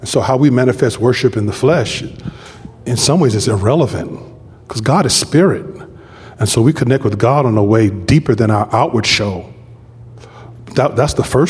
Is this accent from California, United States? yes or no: yes; Compton, California, United States; I grew up in a place called Fruit Town in Compton.